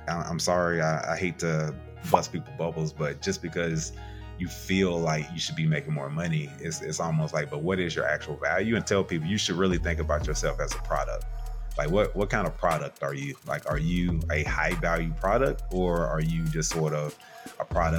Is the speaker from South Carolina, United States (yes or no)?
yes; South Carolina, United States; Yes, South Carolina.